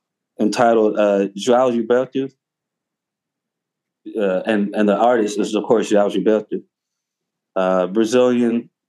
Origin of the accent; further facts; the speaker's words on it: Houston, Texas, United States; I was like, cool, I'm from Houston.